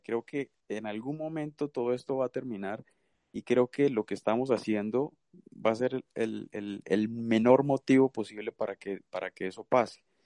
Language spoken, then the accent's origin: Spanish; Santander, Colombia; moved away; yo soy de Santander